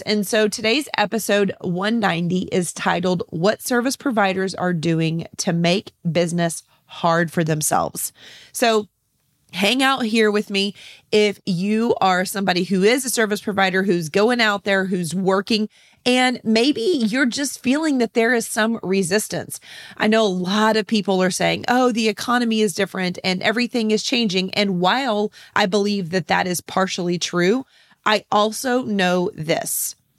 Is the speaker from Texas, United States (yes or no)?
yes; San Antonio, Texas, United States; here in my hometown of San Antonio, Texas.